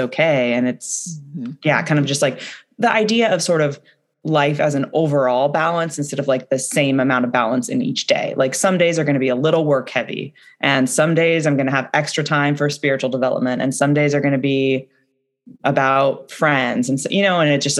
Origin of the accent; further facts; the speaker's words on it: the Northwest, Pacific Northwest, United States; I'm from the Northwest